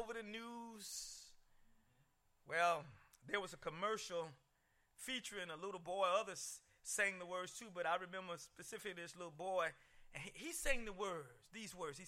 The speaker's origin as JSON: {"language": "English", "town": "Columbia", "region": "South Carolina", "country": "United States", "tie": "born or raised there", "said": "the Good Hope, a Missionary Baptist Church where I grew up in Columbia, South Carolina"}